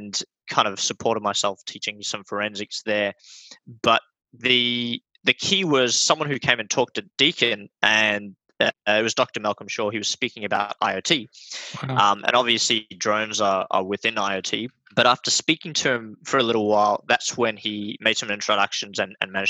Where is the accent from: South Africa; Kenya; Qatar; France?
South Africa; also born or lived in Australia; now in Melbourne, Australia; I grew up in South Africa. I was homeschooled. And when we came over to Australia, I was homeschooled as well